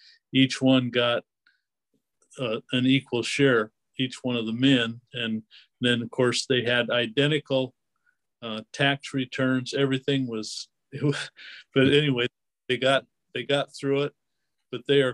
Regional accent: Spokane, Washington, United States; now in Oregon, United States; I grew up in Spokane, Washington

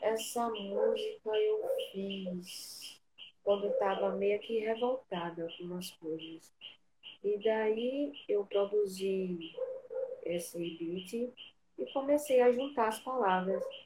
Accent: Maceió, Alagoas, Brazil; Eu sou de Maceió.

